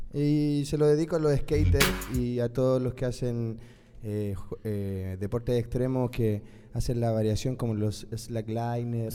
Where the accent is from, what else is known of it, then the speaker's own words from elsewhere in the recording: Chile; moved away; also born or lived in Colombia / Argentina; yo soy re chileno